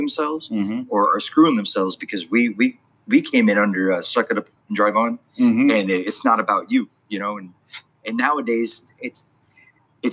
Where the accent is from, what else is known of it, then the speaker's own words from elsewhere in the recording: San Diego, California, United States; moved away as an adult; now in Texas, United States; Originally born and raised in San Diego